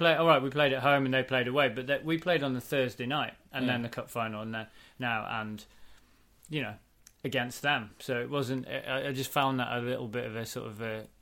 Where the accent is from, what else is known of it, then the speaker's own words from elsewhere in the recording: England, United Kingdom; Not English blood, no. I'm born there.